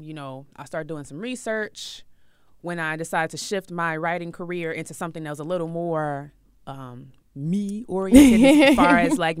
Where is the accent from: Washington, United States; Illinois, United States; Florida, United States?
Illinois, United States; Chicago; No, I'm from Chicago, the windy city.